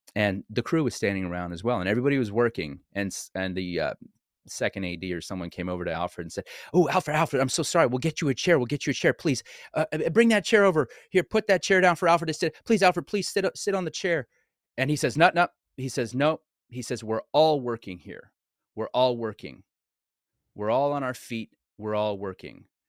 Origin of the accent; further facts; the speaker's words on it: Montreal, Quebec, Canada; moved away; also born or lived in Los Angeles; I ended up coming back to my hometown, which, by the way, is Montreal, Canada, which is where I was born and raised